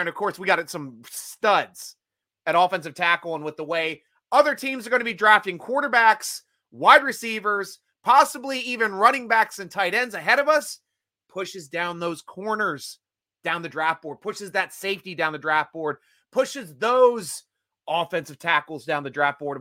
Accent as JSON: {"language": "English", "region": "Maryland", "country": "United States", "said": "here from Maryland, my, my home state"}